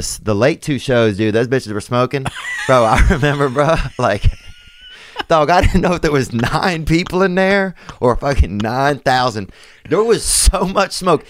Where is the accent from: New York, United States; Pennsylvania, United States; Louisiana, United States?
Louisiana, United States; also born or lived in Los Angeles; now in Nashville, United States; I'm from Louisiana originally